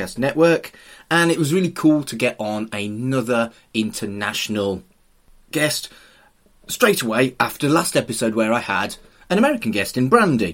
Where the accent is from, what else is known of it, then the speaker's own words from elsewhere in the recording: United Kingdom; I'm British.